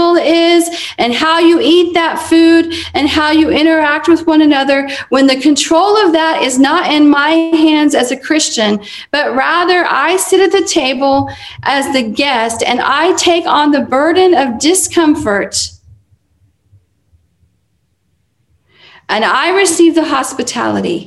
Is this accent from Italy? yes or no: no; United States; I'm an American